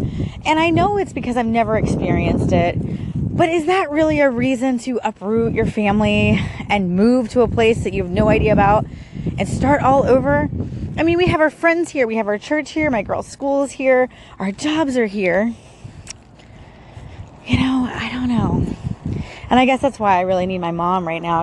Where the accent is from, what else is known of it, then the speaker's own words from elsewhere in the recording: Sumter County, Florida, United States; also born or lived in St. Petersburg, Florida; I was born in St. Petersburg, Florida. Lived there for a couple years. Then we moved to, like, way out in the boondocks where I grew up, in this place called Sumter County.